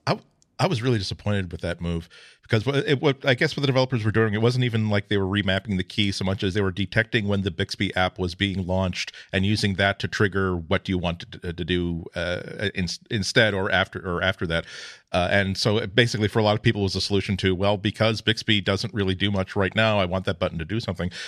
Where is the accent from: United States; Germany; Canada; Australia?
Australia; as an Australian